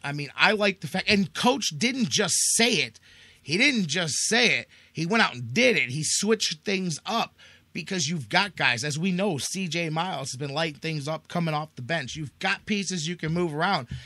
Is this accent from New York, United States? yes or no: no; Cleveland, Ohio, United States; our thing is how proud we are to be from Cleveland, to be in Cleveland